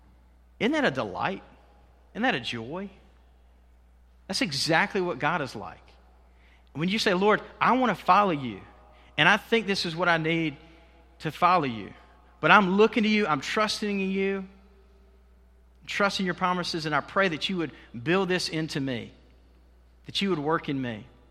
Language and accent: English; Waycross, Georgia, United States; I grew up in Waycross. Many of you know that.